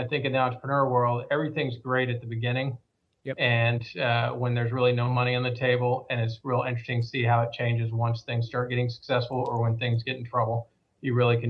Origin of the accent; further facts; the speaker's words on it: Oklahoma, United States; now in Dallas, United States; I've been here for over 41 years, so I think I'm fully transplanted from Oklahoma.